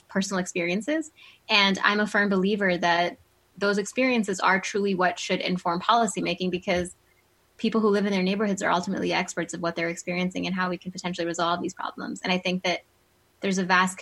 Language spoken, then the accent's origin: English; Monroeville, Pennsylvania, United States; also born or lived in Oxford, United Kingdom; I grew up in Monroeville, went to Gateway K-12